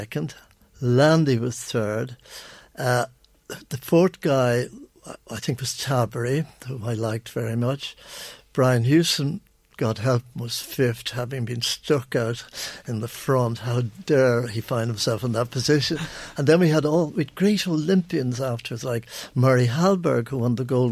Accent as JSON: {"language": "English", "country": "Ireland", "said": "I'm an Irishman"}